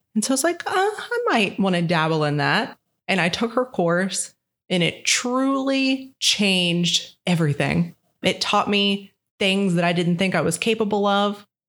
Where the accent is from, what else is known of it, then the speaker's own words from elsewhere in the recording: Parkersburg, West Virginia, United States; I was born and raised in Parkersburg, West Virginia, where I still am.